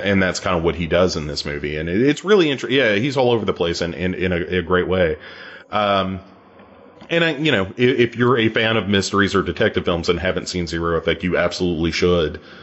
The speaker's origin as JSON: {"language": "English", "country": "United States", "said": "I'm an American"}